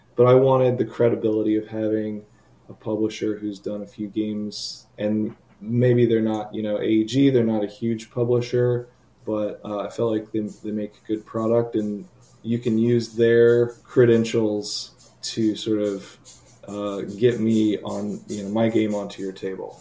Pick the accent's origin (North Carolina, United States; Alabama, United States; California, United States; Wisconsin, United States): North Carolina, United States; Charlotte; I live in Charlotte, North Carolina. Uh, I run our local North Carolina game designers meetup